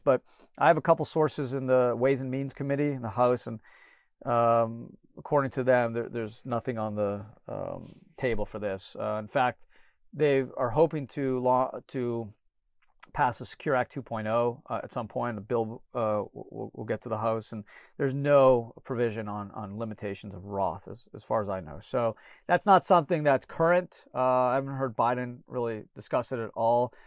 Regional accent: Canada; now in United States; I was born in Canada

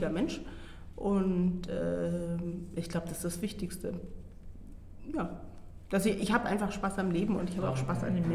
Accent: Baden-Württemberg, Germany; ich bin ja in Baden-Württemberg groß geworden

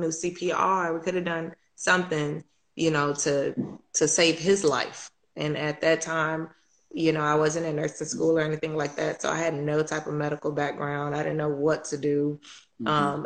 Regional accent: Chicago, Illinois, United States; moved away; I'm originally from Chicago.

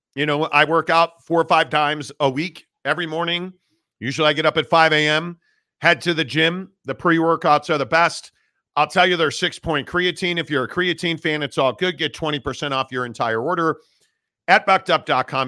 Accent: Chicago, Illinois, United States; As a Chicagoan

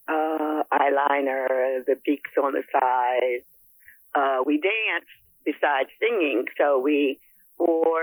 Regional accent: New York City, New York, United States; we were from Manhattan

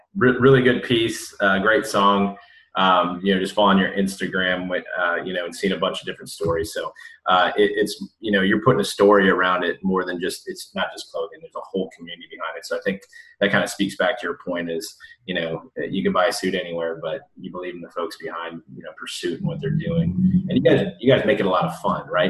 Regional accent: Midwest, United States; I'm from the Midwest

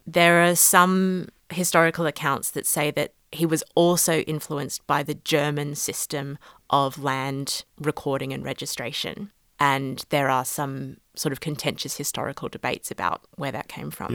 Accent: Australia; moved away as an adult; now in London, United Kingdom; I'm based in London now, but I did my law degree in Australia and I'm Australian originally

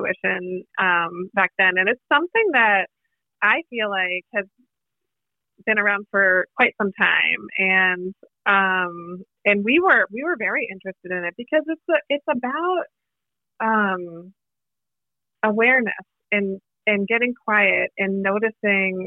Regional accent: Boston, Massachusetts, United States; moved away; also born or lived in New York; I'm originally from Boston.

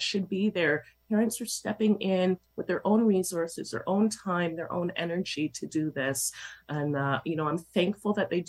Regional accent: Toronto, Ontario, Canada; I grew up in Toronto schools

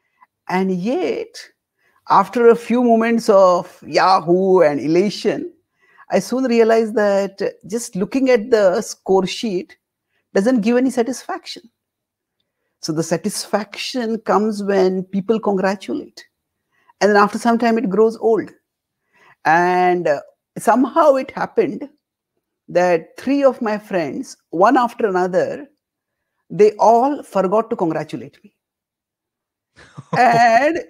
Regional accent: India; I was born and brought up in India

